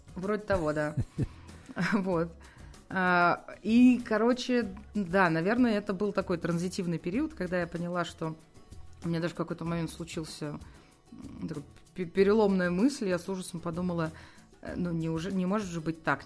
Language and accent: Russian; Moscow, Russia; родилась и выросла в Москве